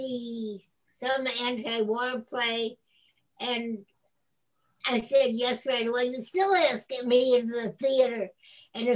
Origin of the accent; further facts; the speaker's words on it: Buffalo, New York, United States; I grew up in the city of Buffalo